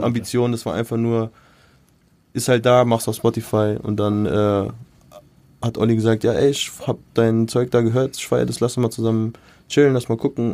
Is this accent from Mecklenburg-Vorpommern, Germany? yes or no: no; Mainz, Rhineland-Palatinate, Germany; moved away as an adult; now in Frankfurt, Germany; ich bin äh, in Mainz aufgewachsen, also ich bin da geboren. MZ Born and Raised.